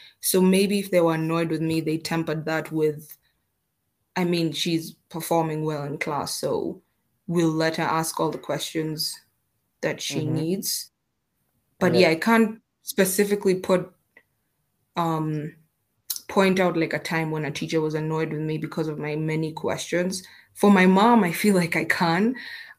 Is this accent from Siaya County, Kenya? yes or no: yes; Siaya County, Kenya; I actually grew up, like, the first few years of my life, I grew up in Siaya. So, you know, those sides of like Victoria with my grandmother